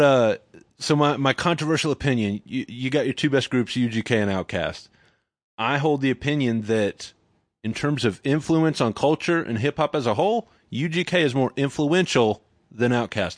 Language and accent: English; Dallas, Texas, United States; moved away; also born or lived in Nacogdoches, Texas / Austin, Texas; I'm from Dallas originally